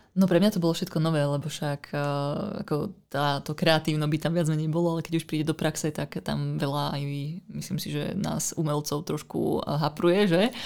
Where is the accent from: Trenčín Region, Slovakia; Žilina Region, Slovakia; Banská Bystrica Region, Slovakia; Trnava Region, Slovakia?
Žilina Region, Slovakia; Ružomberok; moved away as an adult; also born or lived in northern Bohemia, Czech Republic; ja pochádzam z Ružomberka, kde som vlastne vyrastala, kde som teda študovala strednú školu a potom vlastne v 18 rokoch som ujazdila na sever Čiech